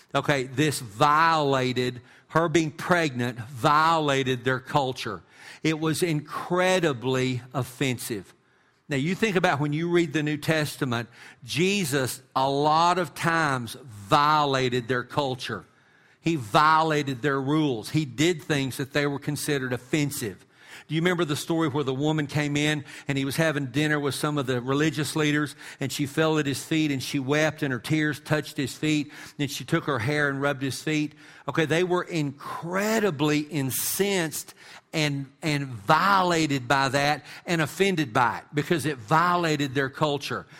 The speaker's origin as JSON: {"language": "English", "town": "Amarillo", "region": "Texas", "country": "United States", "tie": "born or raised there", "said": "When I was a boy growing up in Amarillo"}